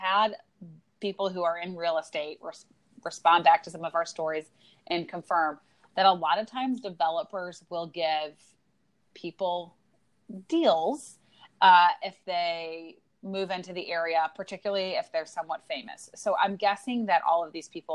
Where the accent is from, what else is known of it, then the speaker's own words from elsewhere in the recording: St. Louis, Missouri, United States; In St. Louis, we always ask, where did you go to high school?